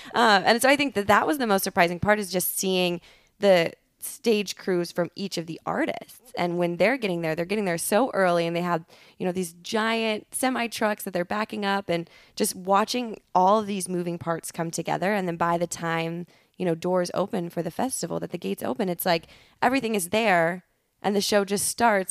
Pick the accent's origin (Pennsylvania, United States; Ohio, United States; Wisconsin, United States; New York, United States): Wisconsin, United States; Altoona; moved away as an adult; also born or lived in Madison, Wisconsin; now in Los Angeles, United States; grew up in Altoona